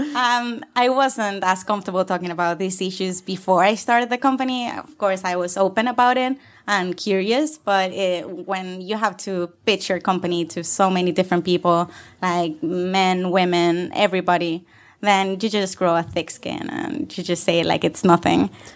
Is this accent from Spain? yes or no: yes; Canary Islands, Spain; moved away as an adult; also born or lived in Barcelona, Spain; now in London, United Kingdom; I come from the Canary Islands